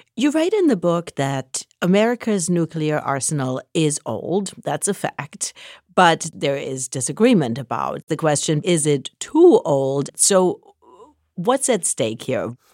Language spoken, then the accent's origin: English; Germany; moved away; I grew up in Germany.